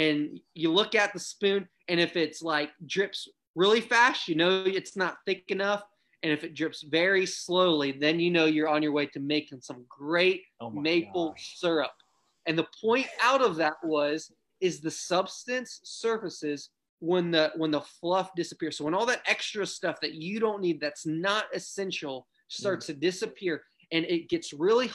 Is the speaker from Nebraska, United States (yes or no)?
no; Ohio, United States; growing up in Ohio